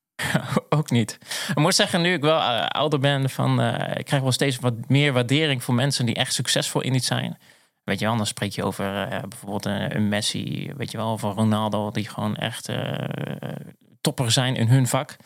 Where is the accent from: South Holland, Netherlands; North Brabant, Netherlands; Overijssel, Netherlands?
Overijssel, Netherlands; Zwolle; also born or lived in The Hague; now in Purmerend, Netherlands; Ik ben echt een Zwollenaar. Wij zeggen ook wel een blauwvinger. Ben ik geboren en getogen.